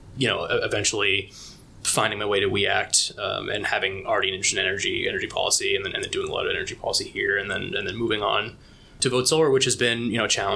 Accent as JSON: {"language": "English", "region": "Massachusetts", "country": "United States", "tie": "born or raised there", "said": "I grew up in Massachusetts"}